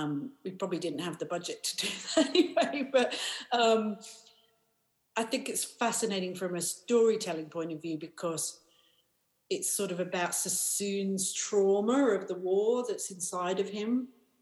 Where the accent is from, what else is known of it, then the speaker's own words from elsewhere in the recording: South Africa; born there; also born or lived in Paris / Australia / America; I grew up all over the world, so my dad was a mining engineer, so we moved around a lot. I was born in South Africa, we lived in Paris and Australia and America.